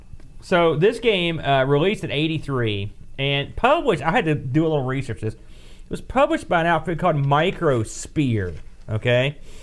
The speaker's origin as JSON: {"language": "English", "region": "West Virginia", "country": "United States", "said": "We're from West Virginia."}